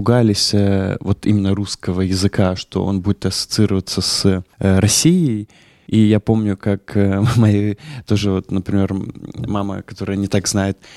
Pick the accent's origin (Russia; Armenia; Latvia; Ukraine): Latvia; и как мы, мы из Латвии